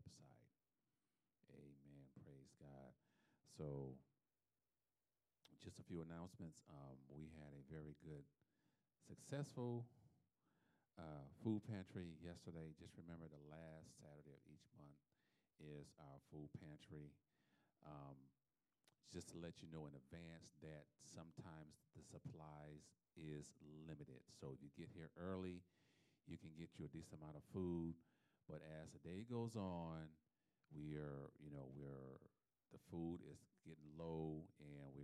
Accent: South Florida, United States; I'm from South Florida

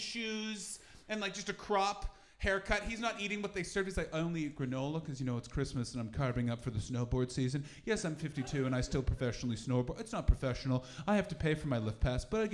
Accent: Canada; now in England; I'm from Canada

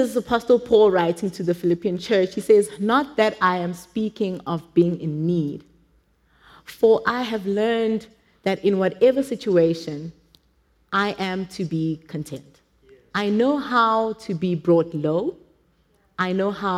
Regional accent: Johannesburg, Gauteng, South Africa; English is a second language; I didn't grow up in a wealthy family. I think we were, in Joburg standards, we were probably poor at home.

